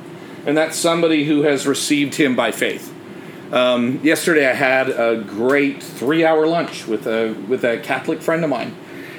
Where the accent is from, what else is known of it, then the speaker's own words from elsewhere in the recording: Canada; Growing up in Canada, it's a very, especially where I grew up, my dad was in the military, so there were a lot of French-speaking families wherever I lived